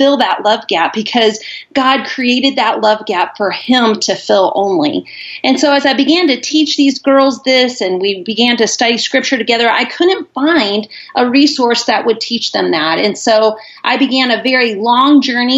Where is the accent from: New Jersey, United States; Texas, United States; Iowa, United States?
Iowa, United States; moved away as an adult; now in Charlotte, United States; I'm originally from Iowa